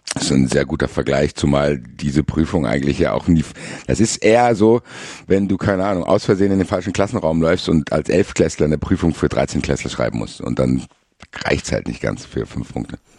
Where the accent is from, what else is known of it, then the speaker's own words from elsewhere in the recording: Frankfurt, Hesse, Germany; Ich komme aus Frankfurt